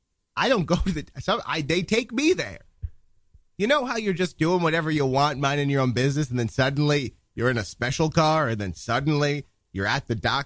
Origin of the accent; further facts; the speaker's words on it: Duluth, Minnesota, United States; born there; I was born in a small town called Duluth in 1922.